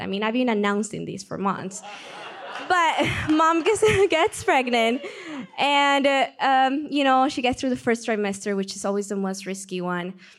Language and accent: English; Peru; accent: Peruvian; English is a second language; moved away; I'm from Peru, that's where the accent comes from. So, I'm growing up in Peru